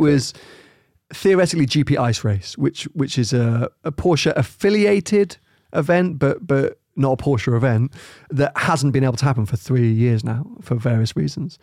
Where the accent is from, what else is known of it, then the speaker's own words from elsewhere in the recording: United Kingdom; we're too British